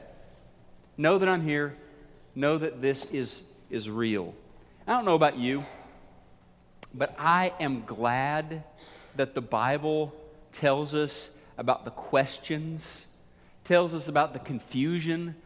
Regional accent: Missouri, United States; my home state of Missouri. Missourians, we're known as being the show me state

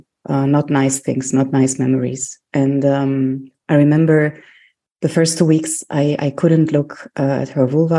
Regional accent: Germany; also born or lived in Greece; I was born in Germany

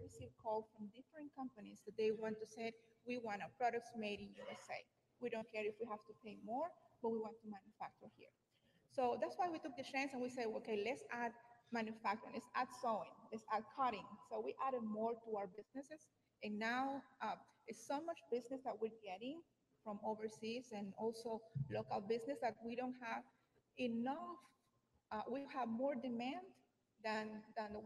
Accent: Honduras; moved away as an adult; now in United States; I'm from Honduras.

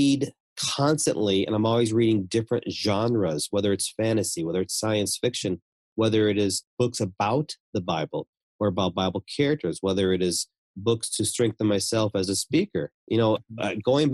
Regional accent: United States; I'm from America

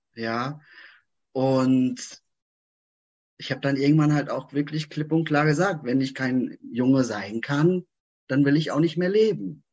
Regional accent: Frankfurt, Hesse, Germany; ich komme hier aus Frankfurt, Umgebung

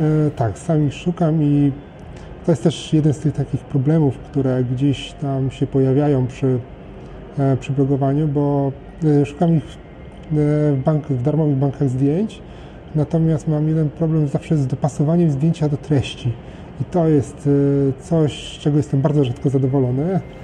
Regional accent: Poland; urodziłem się w, we właściwym kraju, urodziłem się we właściwym czasie

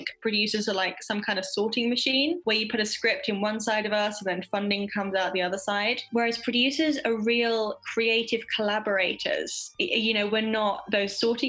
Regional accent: East Sussex, South East England, United Kingdom; now in London, United Kingdom; I am originally from a very small town in East Sussex, England, which is one of the counties right by the coast. So I was very lucky. I grew up right by the sea

